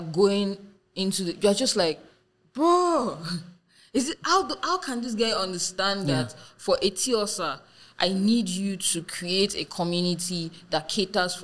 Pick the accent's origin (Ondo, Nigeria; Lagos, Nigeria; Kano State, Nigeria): Ondo, Nigeria; one in my hometown, Ondo State